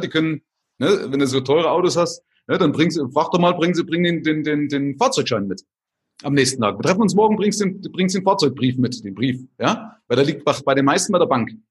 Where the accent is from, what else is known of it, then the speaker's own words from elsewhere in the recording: Vogtland, Saxony, Germany; moved away as an adult; also born or lived in West Germany; also ursprünglich aus Sachsen, also aus dem Vogtland